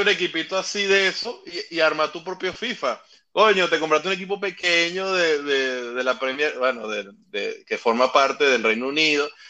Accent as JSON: {"language": "Spanish", "town": "Carora", "region": "Lara", "country": "Venezuela", "said": "yo soy de Carora, allá en, en, el estado Lara"}